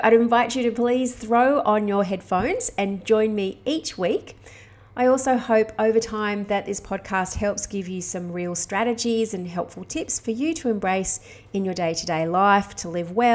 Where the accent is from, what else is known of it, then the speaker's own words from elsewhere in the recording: Australia; moved away as an adult; I've been living overseas as an Aussie expat